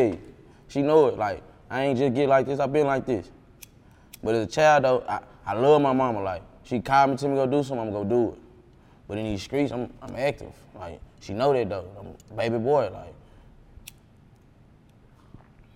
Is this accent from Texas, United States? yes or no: yes; Dallas, Texas, United States; Growing up in Dallas